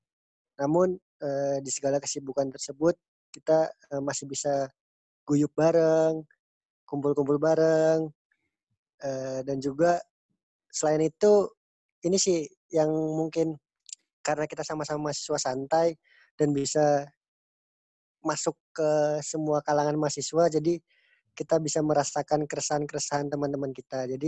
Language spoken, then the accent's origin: Indonesian; Cirebon, West Java, Indonesia; also born or lived in Klaten; Ya, eh, perkenalkan nama aku … lahir di Klaten, besar di Cirebon, kuliah di Purwokerto.